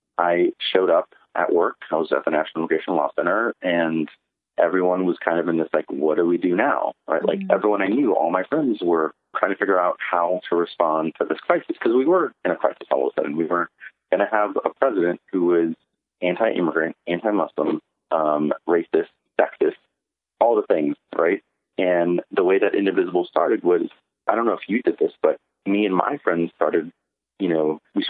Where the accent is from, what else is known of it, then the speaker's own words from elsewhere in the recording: California, United States; I was born in California, but I was born here because my parents had to leave their country